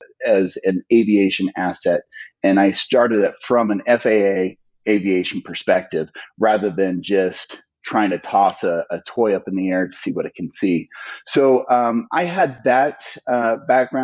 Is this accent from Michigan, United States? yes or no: no; Weber County, Utah, United States; here in my hometown